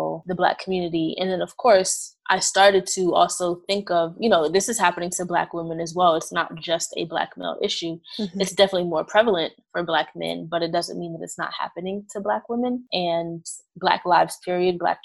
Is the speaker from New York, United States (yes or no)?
yes; New York City, New York, United States; now in Maryland, United States; I am originally from Brooklyn, New York, but I'm currently practicing in Maryland